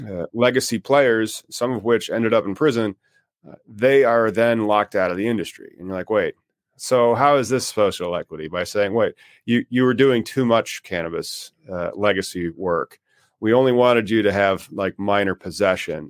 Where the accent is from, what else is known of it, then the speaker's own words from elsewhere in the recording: Illinois, United States; my home state here in Illinois